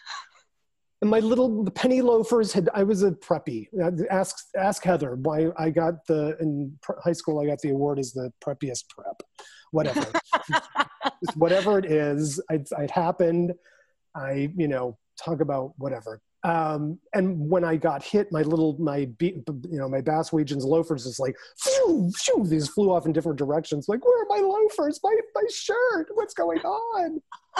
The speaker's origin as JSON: {"language": "English", "town": "Naperville", "region": "Illinois", "country": "United States", "tie": "born or raised there", "moved": "yes", "said": "our hometown of Naperville where I was staying with my mother"}